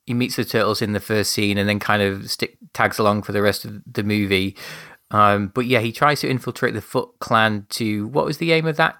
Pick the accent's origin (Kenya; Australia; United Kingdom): United Kingdom; I'm being a British gentleman